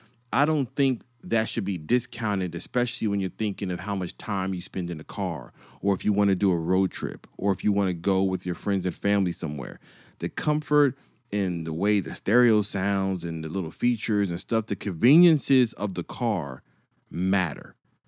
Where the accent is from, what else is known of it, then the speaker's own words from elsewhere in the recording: East Coast, United States; See, I grew up on the East Coast and the West Coast. So I went from sunny to snow.